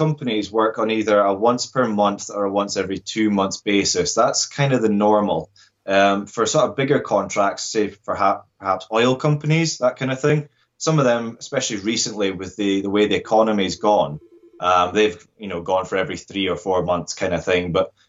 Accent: Scotland, United Kingdom

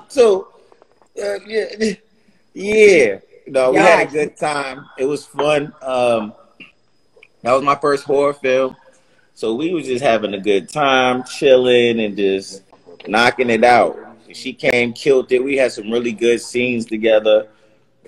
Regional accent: Los Angeles, California, United States; I'm from L.A. I'm from Cali

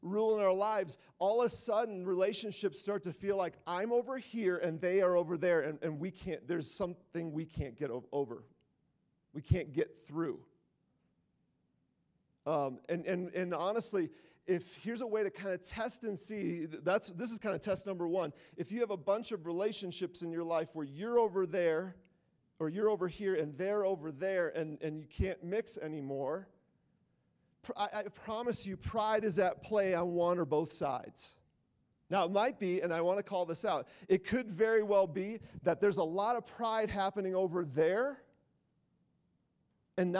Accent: Wisconsin, United States; moved away; I'm from Wisconsin. Everybody played trump games. So, like, it's like what we do there

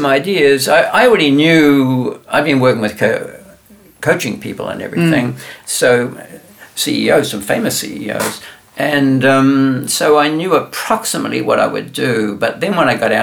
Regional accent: New Zealand; moved away; I'm from New Zealand

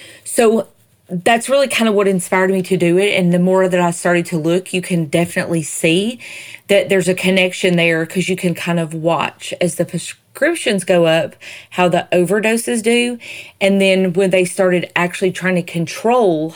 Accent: Southern United States, United States; accent: Southern; my Southern accent

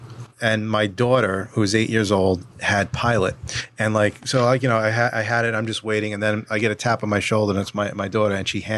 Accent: New York City, New York, United States; I mean, I grew up around that type of, you know, those type of folks. I grew up on Staten Island, so it's what I know.

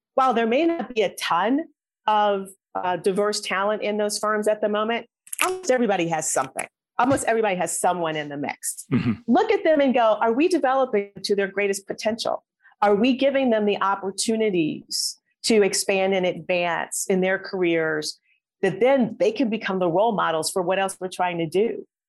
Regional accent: Midwest, United States; moved away as an adult; also born or lived in Atlanta; I was from the Midwest.

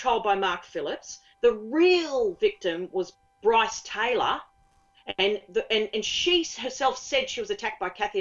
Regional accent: Australia; being Australian. My sense of humour is Australian

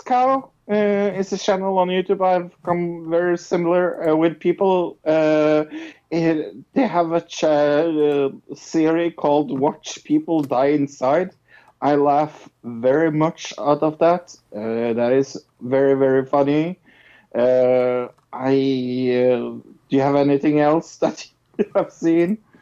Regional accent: Norway; I'm from Norway

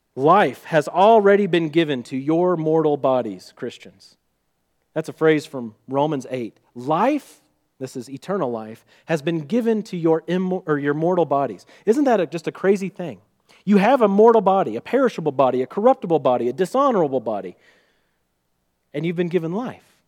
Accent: Missouri, United States; accent: Missouri; my Missouri accent

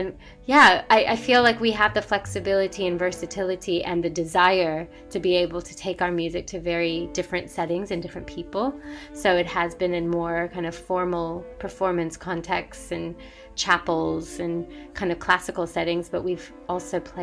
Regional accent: United States; as an Indian American, sometimes I even pushed it away. I was like, I don't really want to be doing this. I'm an American child

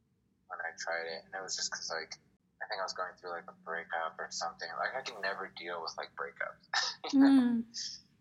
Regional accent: Lancaster, Pennsylvania, United States; moved away as an adult; also born or lived in Philadelphia, Pennsylvania / Arizona; growing up in Lancaster

